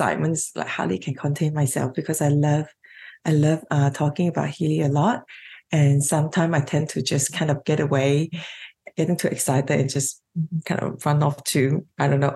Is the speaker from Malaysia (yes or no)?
yes; Malaysia; moved away as an adult; now in Australia; So I'm a Chinese Malaysian, and I grew up in Malaysia